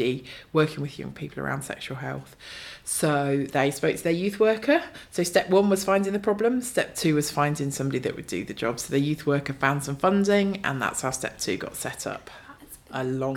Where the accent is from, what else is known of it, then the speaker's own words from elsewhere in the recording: Northamptonshire, East Midlands, United Kingdom; moved away as an adult; now in Bradford, United Kingdom; I grew up in Northamptonshire and moved here to study